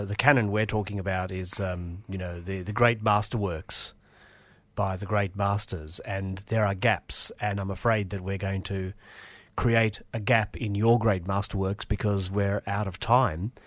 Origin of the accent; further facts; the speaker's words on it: Australia; English is a second language; I was born in Australia